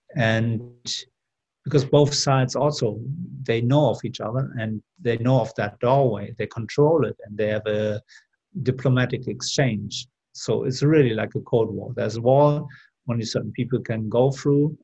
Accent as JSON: {"language": "English", "country": "Germany", "tie": "born or raised there", "also_born_or_lived": "Seville, Spain / London, United Kingdom", "moved": "as an adult", "said": "I grew up in Germany"}